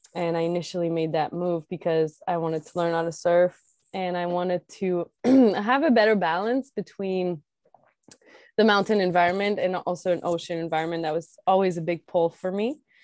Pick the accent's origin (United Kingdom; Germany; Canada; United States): Canada; Quebec; I grew up in Quebec and, uh, in the countryside, like very rural area, um, northeast of Quebec City, about an hour and a half.